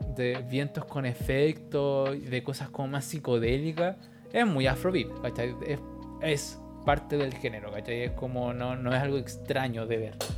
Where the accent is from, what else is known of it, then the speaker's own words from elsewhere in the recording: Chile; nací en Chile